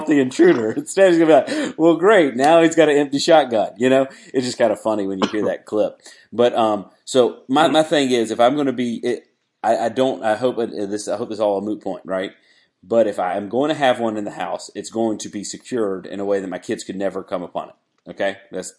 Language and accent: English; Wilmington, United States; now in South Carolina, United States; we grew up in Wilmington